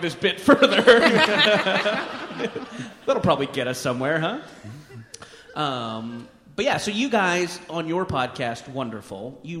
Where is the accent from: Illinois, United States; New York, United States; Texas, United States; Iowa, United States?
Texas, United States; Beaumont; Is anyone from Beaumont? No, I was born there.